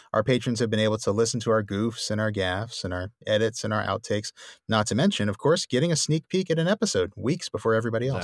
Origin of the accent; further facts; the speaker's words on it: New Orleans, Louisiana, United States; my hometown of New Orleans